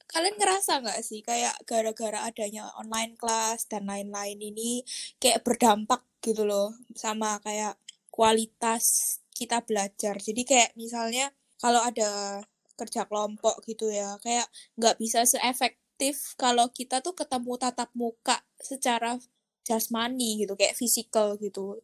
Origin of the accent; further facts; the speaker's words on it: Surabaya, East Java, Indonesia; now in Singapore; Aku juga asal Surabaya dan aku sekarang lagi kuliah di Singapura